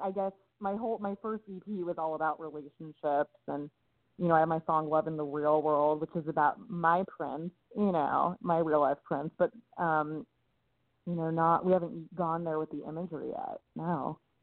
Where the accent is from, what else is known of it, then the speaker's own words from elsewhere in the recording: Los Angeles, California, United States; I was raised in Los Angeles